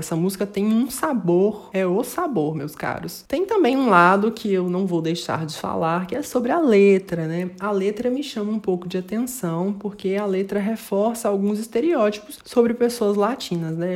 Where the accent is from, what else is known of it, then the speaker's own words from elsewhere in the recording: Brazil; nós que somos brasileiros